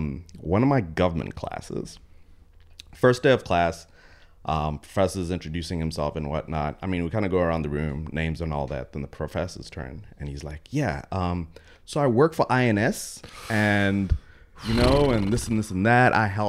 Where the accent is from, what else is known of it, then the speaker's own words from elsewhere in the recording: Texas, United States; Growing up in Texas, a lot of my best friends are hella conservative guys.